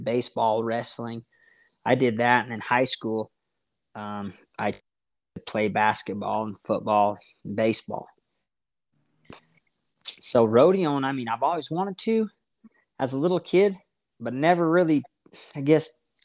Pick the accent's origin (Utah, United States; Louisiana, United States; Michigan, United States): Utah, United States; Roosevelt; now in Spring City, United States; I am from Roosevelt, Utah, born and raised